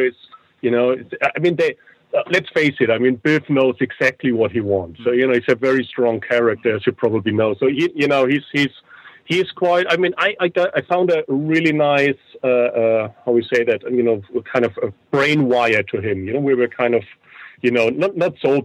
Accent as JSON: {"language": "English", "area": "near Nuremberg", "region": "Bavaria", "country": "Germany", "tie": "born or raised there", "said": "I was born near Nuremberg."}